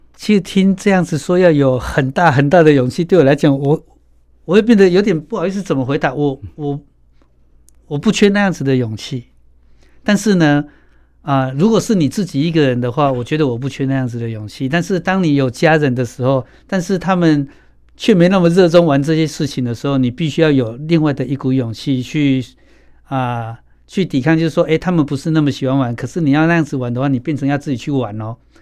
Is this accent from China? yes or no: no; Kaohsiung, Taiwan; 冈山。我也是冈山诶